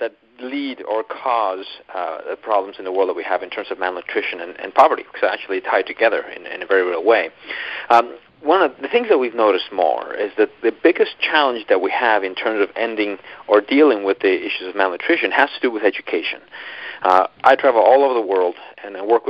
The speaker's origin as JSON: {"language": "English", "country": "Colombia", "tie": "born or raised there", "moved": "yes", "said": "I'm actually from Colombia, South America. So it's interesting, though, because I was actually raised in a small rural town in the middle of nowhere"}